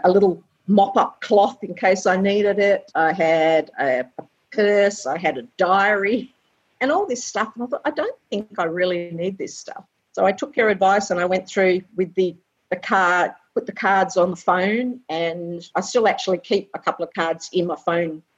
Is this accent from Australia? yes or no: yes; Perth, Western Australia, Australia; also born or lived in England / Chidlow; now in Ballybally, Australia; I was born in England originally and came to Australia when I was 3, but we've always lived in Perth, around Perth